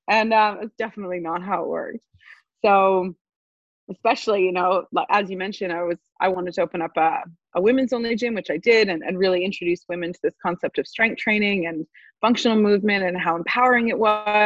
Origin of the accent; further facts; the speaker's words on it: Montreal, Quebec, Canada; moved away; I studied finance back in Montreal, which is where I'm from Canada